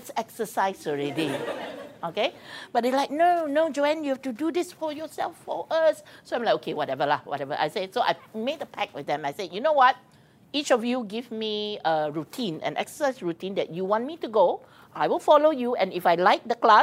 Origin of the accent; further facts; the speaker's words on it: Penang, Malaysia; I'm from Penang